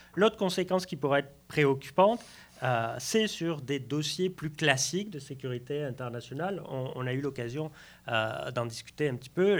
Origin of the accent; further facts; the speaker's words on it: Lourdes, Occitania, France; J'ai grandi à Lourdes